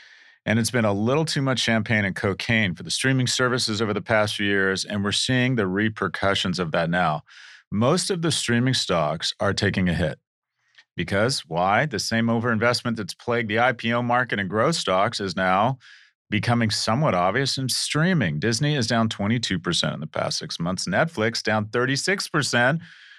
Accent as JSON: {"language": "English", "country": "United Kingdom", "said": "I'm British, so I want some cream and sugar."}